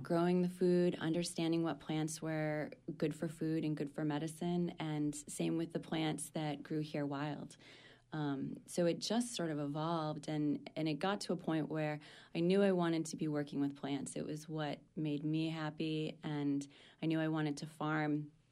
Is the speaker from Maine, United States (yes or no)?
yes; Maine, United States; I pretty much spent my growing up in Maine.